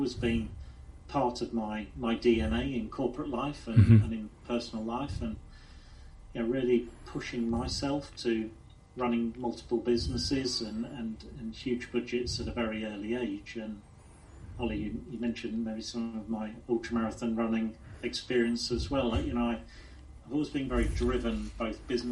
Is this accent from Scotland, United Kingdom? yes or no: no; Lincolnshire, East Midlands, United Kingdom; also born or lived in Sheffield; Born and bred in Lincolnshire, had quite a conservative upbringing